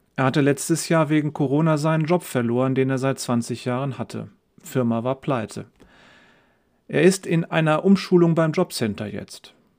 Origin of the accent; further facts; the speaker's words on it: Germany; wir Deutsche